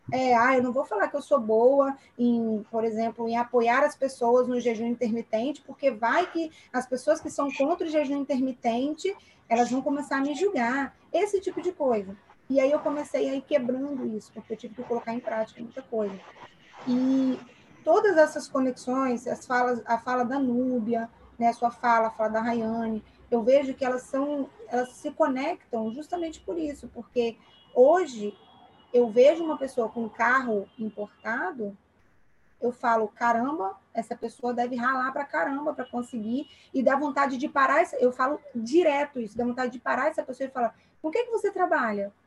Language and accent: Portuguese; Aracruz, Espírito Santo, Brazil; moved away; eu sou natural de Aracruz, ah, de onde? É de Barra do Riacho